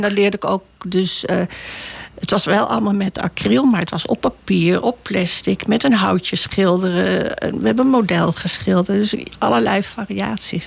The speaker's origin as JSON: {"language": "Dutch", "town": "Bussum", "region": "North Holland", "country": "Netherlands", "tie": "born or raised there", "also_born_or_lived": "Naarden / Amsterdam", "moved": "as an adult", "said": "Bussum hebben we gewoond. Daar heb ik zelf gewoond tot mijn achttiende"}